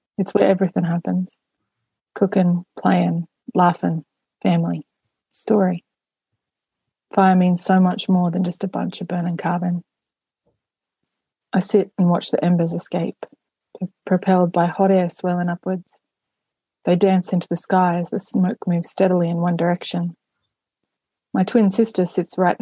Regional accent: Australia; accent: Aboriginal English; it's very much set in my hometown. It's in my community. It's our culture

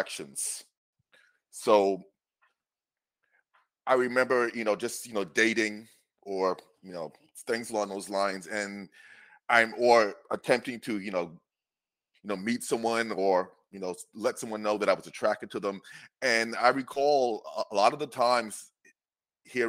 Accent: New York City, New York, United States; I grew up in New York City

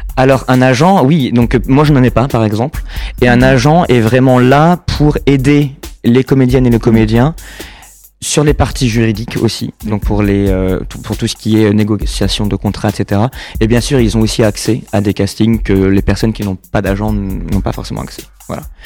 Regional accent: Saint-Jean-d'Angély, Nouvelle-Aquitaine, France; moved away as an adult; also born or lived in La Rochelle / Malaga, Spain / United States / New Zealand; now in Paris, France; je suis né à Saint-Jean d'Angély et j'ai vécu aussi à La Rochelle pendant très longtemps

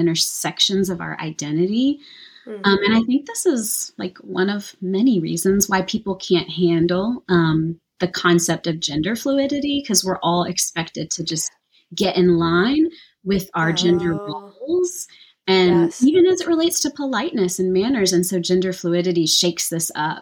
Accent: Deep South, United States; I grew up in the Deep South, the Bible Belt

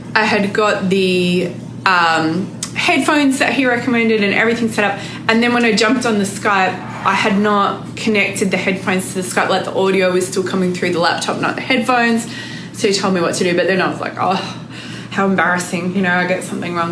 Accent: Australia; I'm extra Aussie when I want to be.

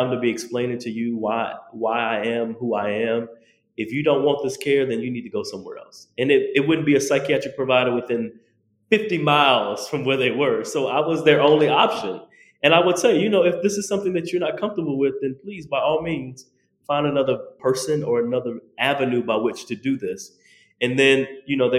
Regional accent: the South, United States; me being a Southerner from the South

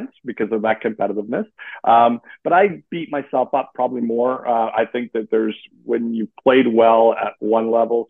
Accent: Western Canada, Canada; moved away as an adult; now in Eastern Canada; I grew up in Canada. I did. I grew up in Western Canada. I've migrated to Eastern Canada

